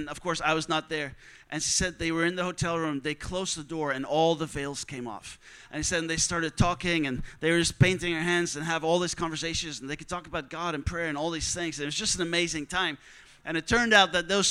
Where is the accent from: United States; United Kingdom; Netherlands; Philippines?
Netherlands; I'm from the Netherlands